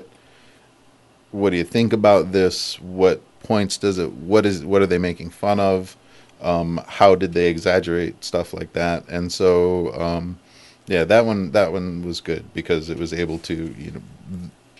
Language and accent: English; United States; I am American. I have culture.